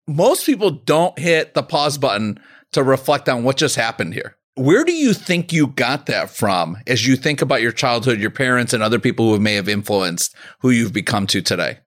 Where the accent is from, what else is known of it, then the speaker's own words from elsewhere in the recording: Chicago, Illinois, United States; my hometown of Chicago